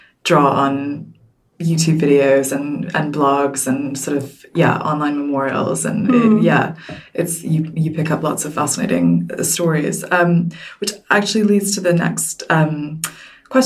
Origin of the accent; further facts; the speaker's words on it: United States; now in United Kingdom; I grew up in the States